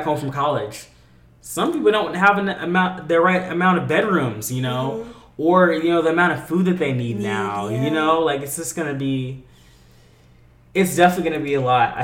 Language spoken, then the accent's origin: English; California, United States; I'm from California